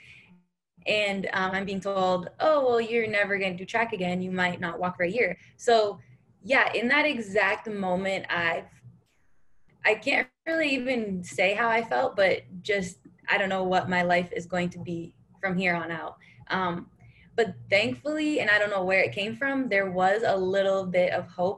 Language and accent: English; Canada; moved away; also born or lived in India / Nebraska; it does start with being Canadian, where I grew up